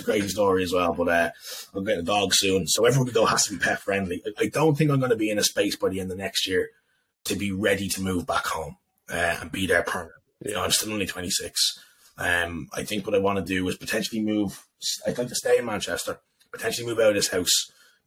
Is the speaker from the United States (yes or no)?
no; Dublin, Leinster, Ireland; moved away as an adult; now in England; I love being from Dublin. I love being from Ireland.